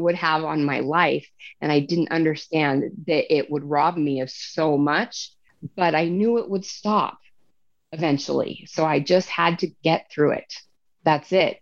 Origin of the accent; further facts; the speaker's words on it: Salt Lake City, Utah, United States; my hometown